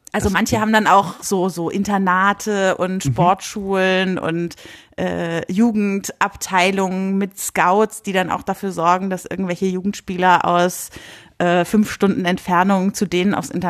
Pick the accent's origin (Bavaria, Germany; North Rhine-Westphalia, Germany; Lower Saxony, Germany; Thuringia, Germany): Lower Saxony, Germany; Bleckede; Nee, das ist in Nordostniedersachsen.